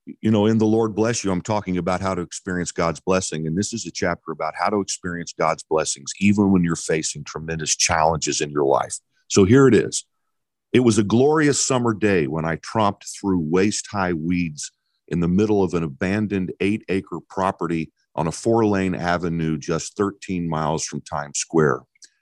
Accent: Midwest, United States; So my wife, Sharon, and I were raised in the Midwest

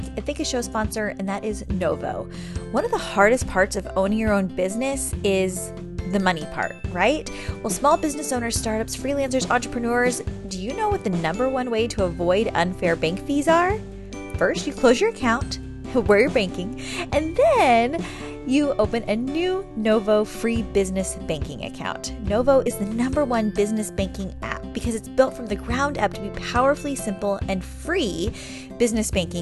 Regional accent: San Diego, California, United States; also born or lived in Chesapeake, Virginia; I'm from San Diego originally

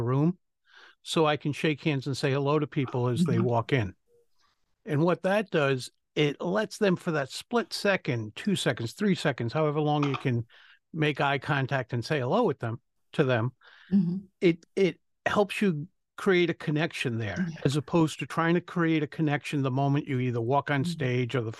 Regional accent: Rhode Island, United States; accent: Rhode Island; I'm from Rhode Island

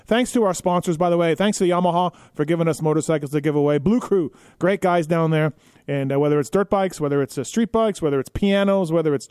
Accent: Canada; I grew up in Canada.

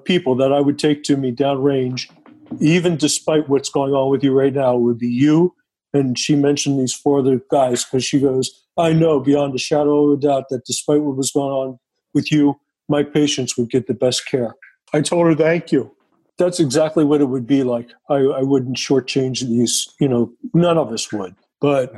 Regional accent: Delaware, United States; moved away as an adult; also born or lived in northwestern Montana; now in Montana, United States; I was born and raised in Delaware, lived there all my life until 1981

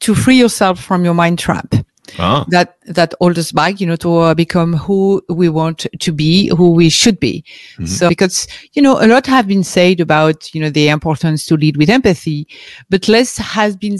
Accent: France; English is a second language; I was born and raised in France

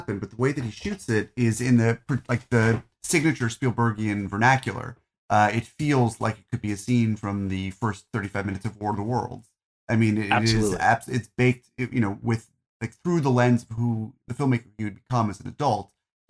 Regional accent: New Jersey, United States; also born or lived in Arizona / California; I grew up in New Jersey. We're the only Jews in town. Then we moved to Arizona and then we moved to California and I was bullied for being a Jew.

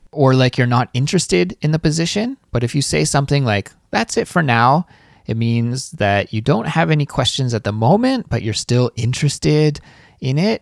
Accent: Canada; As a Canadian, I have a social insurance number.

